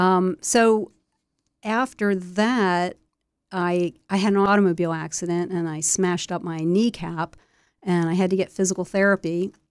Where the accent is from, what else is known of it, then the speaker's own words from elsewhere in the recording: Wilmington, Delaware, United States; I was born in Wilmington, Delaware, off of Crook Row Highway, so kinda halfway between Wilmington and Newark, and, uh, grew up in the suburbs, the suburbs of Wilmington